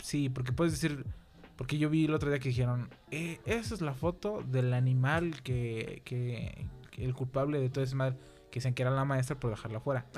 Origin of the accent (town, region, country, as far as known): Mexico